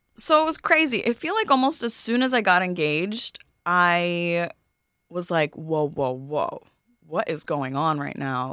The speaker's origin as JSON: {"language": "English", "town": "New York City", "region": "New York", "country": "United States", "tie": "born or raised there", "said": "I'm from Queens, born in Flushing"}